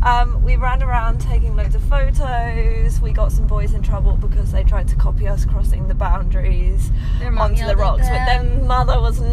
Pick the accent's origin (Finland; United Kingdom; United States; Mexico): United Kingdom; England; I'm the one from England.